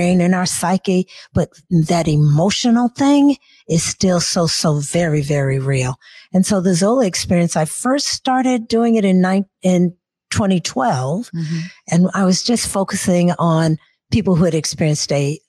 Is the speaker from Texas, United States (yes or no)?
no; Seattle, Washington, United States; also born or lived in Nashville, Tennessee / Burien, Washington; So when I moved from Nashville to Seattle, actually, I was 7 years old.